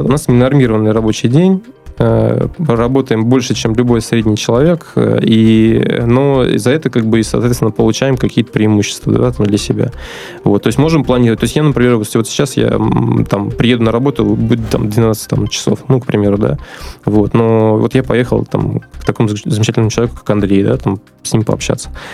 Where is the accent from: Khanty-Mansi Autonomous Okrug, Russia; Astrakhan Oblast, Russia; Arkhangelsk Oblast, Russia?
Astrakhan Oblast, Russia; Astrakhan; also born or lived in Moscow; now in Saint Petersburg, Russia; вообще я родился на юге, в Астрахани